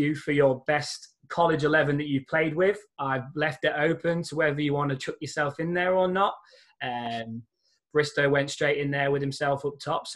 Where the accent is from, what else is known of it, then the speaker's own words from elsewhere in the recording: England, United Kingdom; moved away as an adult; now in United States; being English over here